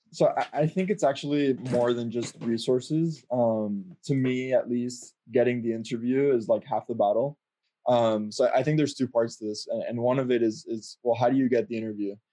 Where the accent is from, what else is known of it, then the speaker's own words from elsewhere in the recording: Miami, Florida, United States; moved away; I'm originally from Miami